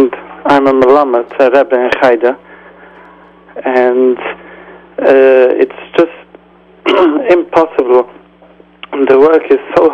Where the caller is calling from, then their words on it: Manchester, North West England, United Kingdom; English is a second language; I'm calling from Manchester.